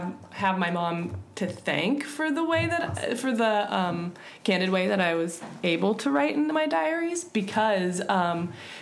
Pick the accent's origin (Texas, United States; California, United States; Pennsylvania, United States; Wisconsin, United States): Pennsylvania, United States; Erie; moved away as an adult; now in Cleveland, United States; I grew up in Erie, Pennsylvania